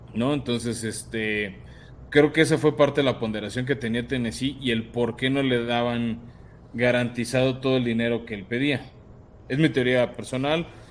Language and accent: Spanish; Mexico; somos mexicanos